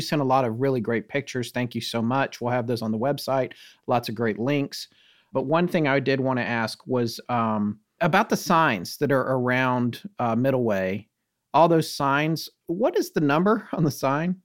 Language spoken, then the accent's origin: English; North Carolina, United States; moved away as an adult; also born or lived in New York / Bucks County, Pennsylvania; my wife and I used to live in New York, and we had a place in Bucks County, Pennsylvania, but we're from North Carolina